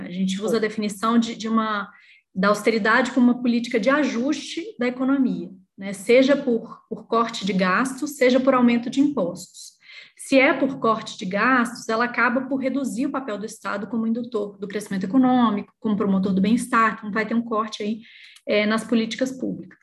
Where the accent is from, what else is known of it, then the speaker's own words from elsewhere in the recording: Belo Horizonte, Minas Gerais, Brazil; eu sou mineira de Belo Horizonte